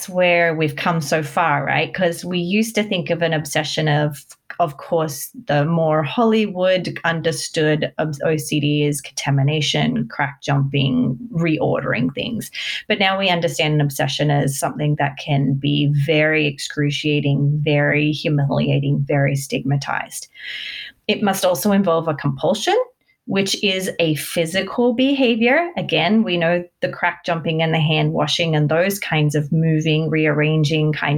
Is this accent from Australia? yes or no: yes; Australia; moved away as an adult; now in United States; I'm actually Australian, but I moved to America when I was 20